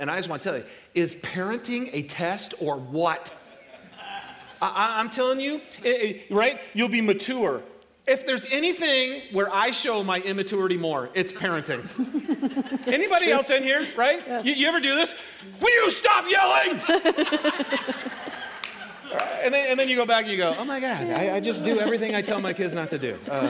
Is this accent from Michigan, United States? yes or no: yes; Detroit, Michigan, United States; You know, I'm from Michigan, right? It's the Detroit area where everything is about automobiles.